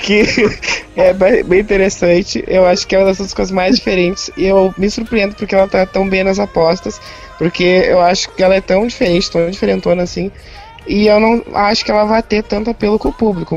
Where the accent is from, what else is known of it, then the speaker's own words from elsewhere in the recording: Porto Alegre, Rio Grande do Sul, Brazil; eu sou de Porto Alegre